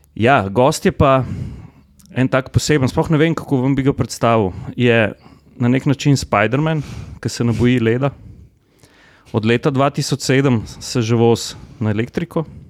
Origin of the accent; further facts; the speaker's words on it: Slovenia; Slovenci smo nagnjeni k temu, da vse, kar zgradimo, zgradimo kar oreng